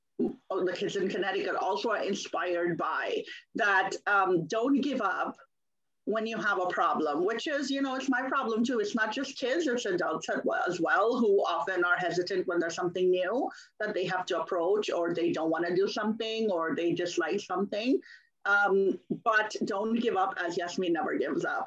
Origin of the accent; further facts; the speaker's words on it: Pakistan; moved away as an adult; now in United States; I was born in Pakistan and I grew up there. So I only came to the US as an adult in my early 20s